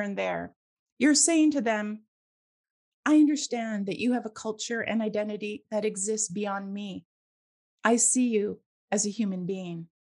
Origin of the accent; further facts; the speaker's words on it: Victoria, British Columbia, Canada; as a Canadian, I'm I'm actually originally from Victoria in BC mm. on the mm. west coast, and um, nice. I grew up in the 70s